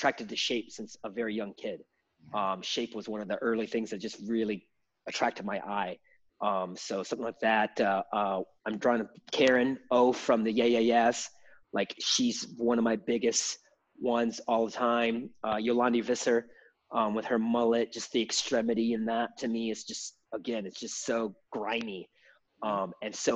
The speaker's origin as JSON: {"language": "English", "region": "Michigan", "country": "United States", "moved": "as an adult", "said": "I'm from Michigan"}